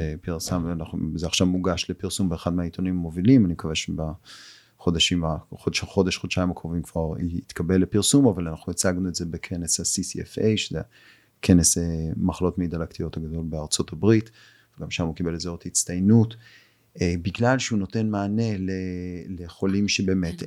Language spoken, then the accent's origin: Hebrew; Israel; פה בישראל, אנחנו, את יודעת, אנחנו ישראלים